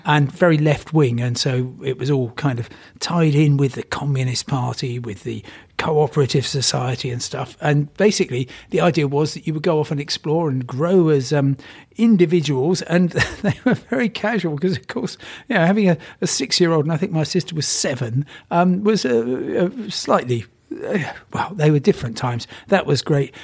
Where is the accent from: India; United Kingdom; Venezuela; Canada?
United Kingdom; Crawley, South East England; I come from Crawley